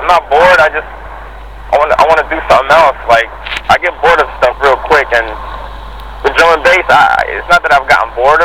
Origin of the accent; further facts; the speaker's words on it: Miami, Florida, United States; I grew up in Miami